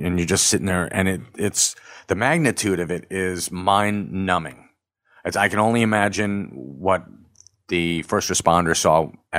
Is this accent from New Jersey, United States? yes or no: yes; Sea Bright, New Jersey, United States; I grew up in Seabright.